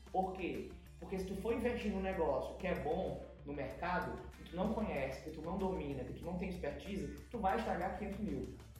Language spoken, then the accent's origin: Portuguese; São Luís, Maranhão, Brazil; born or raised there; also born or lived in São Paulo / Vitorino Freire